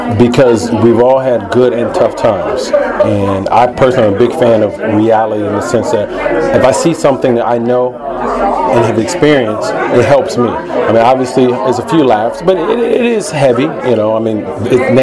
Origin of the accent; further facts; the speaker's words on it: Chicago, Illinois, United States; also born or lived in Iowa; now in Los Angeles, United States; Originally, I'm from Chicago